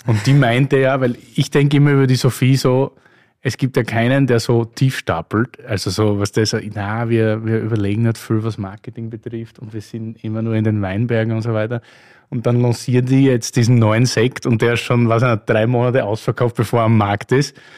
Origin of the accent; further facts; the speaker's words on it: Styria, Austria; aus meiner Heimat, nicht? Steiermark